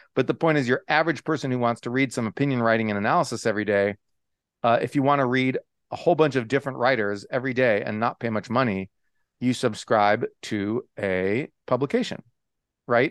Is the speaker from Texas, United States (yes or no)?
yes; Texas, United States; moved away as an adult; also born or lived in Oklahoma / California / Japan / Michigan; I was born in Oklahoma. Uh, lived there six weeks. Can't remember a bit of it, obviously. And then um, and then went to Texas, where I grew up.